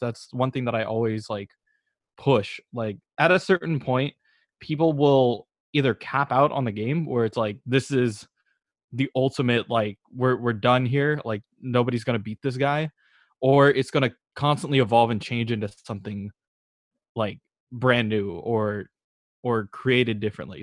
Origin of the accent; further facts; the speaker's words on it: Berkeley, California, United States; I'm originally from Berkeley